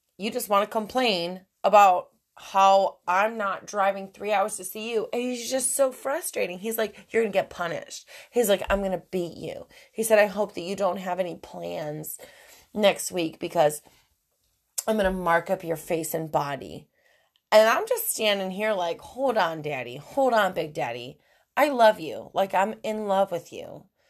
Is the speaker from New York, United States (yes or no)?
yes; New York, United States; moved away; I'm from New York. I'm from an Italian family